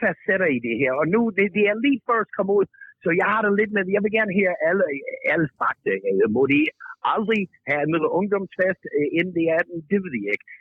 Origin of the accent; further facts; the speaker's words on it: United States; Danish is a second language; now in Denmark; jeg er amerikaner